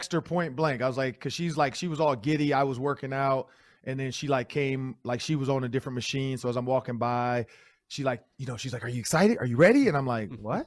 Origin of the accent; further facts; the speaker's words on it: Detroit, Michigan, United States; now in Minnesota, United States; I'm from Detroit